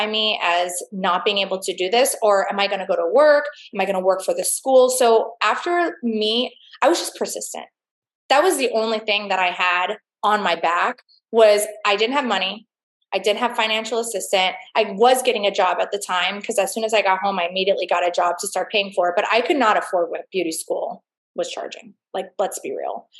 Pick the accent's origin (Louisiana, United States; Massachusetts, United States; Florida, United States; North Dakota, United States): Florida, United States; Fort Lauderdale; I'm from Fort Lauderdale, Florida